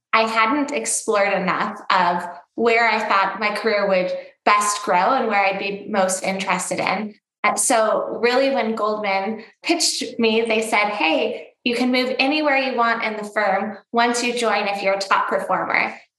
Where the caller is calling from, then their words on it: Scottsdale, Arizona, United States; I'm calling in from Scottsdale, Arizona.